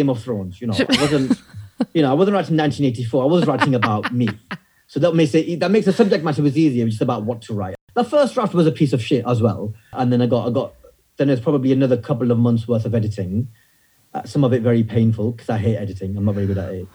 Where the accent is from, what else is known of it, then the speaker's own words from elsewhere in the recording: the north of England, United Kingdom; my teenage years growing up in the north of England during the 90s as a British Pakistani Muslim kid